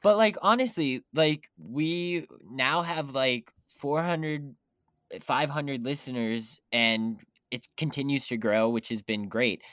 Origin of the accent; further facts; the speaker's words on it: West Virginia, United States; now in New York, United States; I'm back in West Virginia s, right now